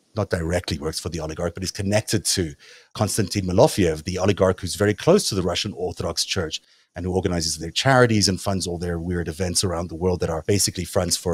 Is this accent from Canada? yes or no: no; South Africa; accent: South African; my South African accent